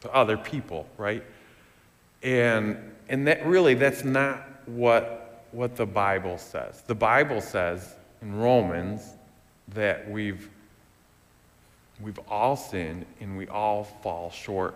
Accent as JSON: {"language": "English", "region": "West Michigan", "country": "United States", "tie": "born or raised there", "said": "growing up in West Michigan"}